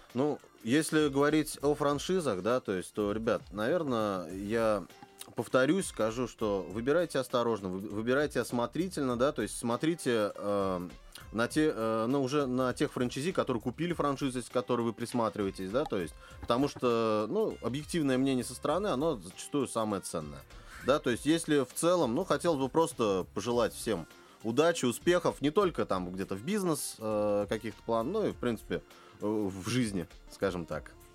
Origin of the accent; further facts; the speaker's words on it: Kazan, Tatarstan, Russia; я как коренной казанец